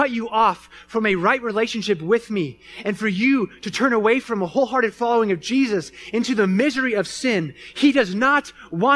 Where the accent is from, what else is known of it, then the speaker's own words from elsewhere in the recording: Phoenix, Arizona, United States; moved away; I grew up in Phoenix, Arizona